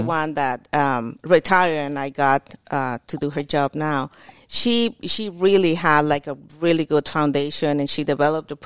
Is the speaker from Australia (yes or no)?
no; Mexico; English is a second language; moved away as an adult; now in Tulsa, United States; I'm from Mexico, obviously born in Mexico. But I've been here in Tulsa or in the Tulsa area since